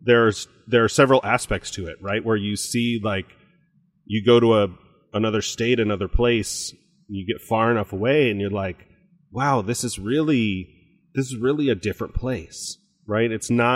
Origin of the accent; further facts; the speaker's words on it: Virginia, United States; I am from Virginia on the coast, but there's also the sounds and other water there. And we have these boats and my dad had this boat and I do this boat.